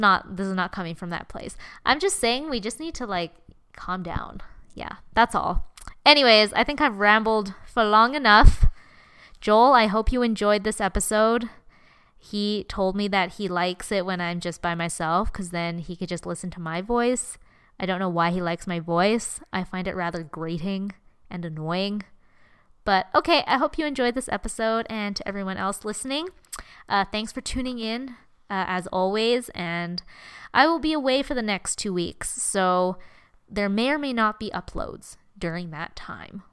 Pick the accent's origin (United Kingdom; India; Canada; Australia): Canada; I'm Chinese Canadian